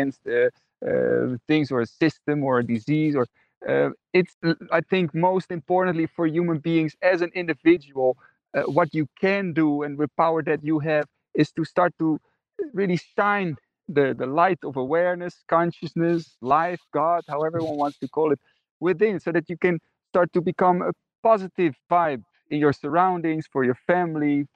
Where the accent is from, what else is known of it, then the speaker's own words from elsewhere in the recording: Netherlands; I grew up in the Netherlands, and I was raised in a Christian family